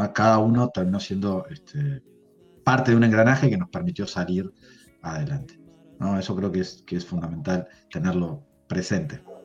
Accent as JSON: {"language": "Spanish", "country": "Uruguay", "said": "Nosotros somos uruguayos, pero somos ni argentinos ni brasileños."}